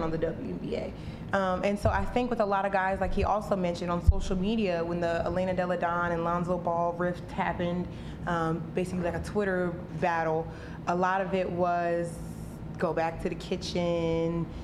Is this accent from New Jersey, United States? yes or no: no; North Carolina, United States; my hometown in North Carolina